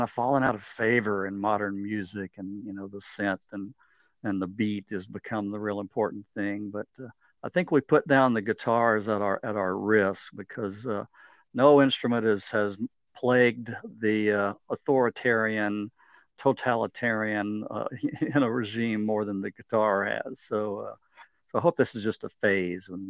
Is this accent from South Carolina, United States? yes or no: no; Midland, Texas, United States; I grew up in West Texas, a town called Midland